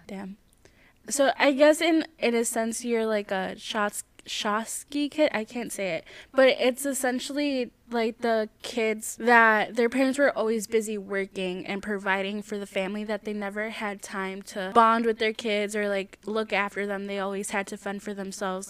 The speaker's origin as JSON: {"language": "English", "region": "Midwest", "country": "United States", "said": "what possessed our family to come to the Midwest"}